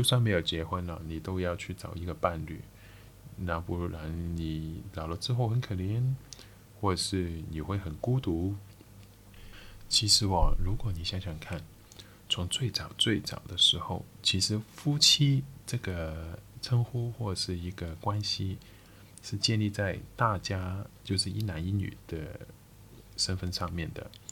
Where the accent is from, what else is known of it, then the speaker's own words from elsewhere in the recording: Macau; Chinese is a second language; 我是一个澳门人